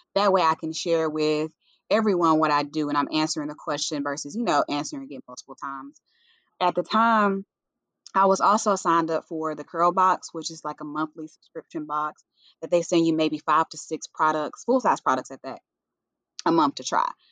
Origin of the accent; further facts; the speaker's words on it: Jackson, Tennessee, United States; moved away as an adult; now in Nashville, United States; I am originally from Jackson, Tennessee, a little small town